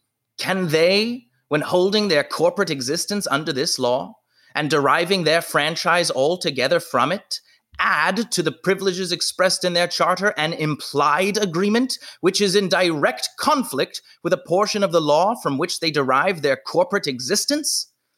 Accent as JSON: {"language": "English", "region": "Maryland", "country": "United States", "tie": "born there", "said": "Actually, I was born in Maryland, although I didn't spend much time there."}